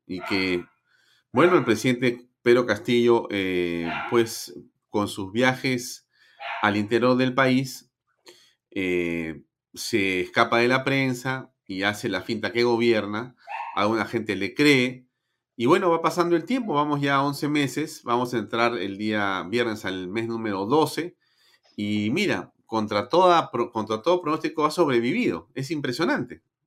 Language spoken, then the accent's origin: Spanish; Peru; como muchos peruanos